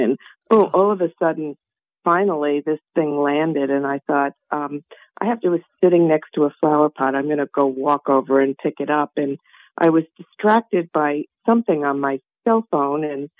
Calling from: Naples, Florida, United States; I'm calling from Naples, Florida.

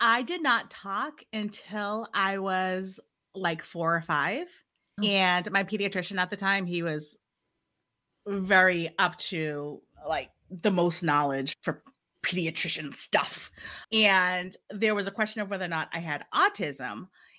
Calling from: Massachusetts, United States; So I am joining you from Massachusetts in the United States of the Americas.

